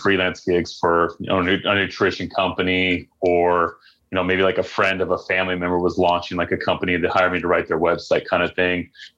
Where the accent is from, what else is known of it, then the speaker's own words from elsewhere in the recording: Mapleton, Utah, United States; I grew up in Utah most of my life